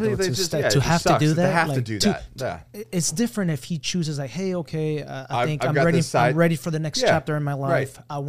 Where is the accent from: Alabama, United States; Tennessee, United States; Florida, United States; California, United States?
Florida, United States; Miami; also born or lived in Colombia / Broward County, Florida; I'm from Miami.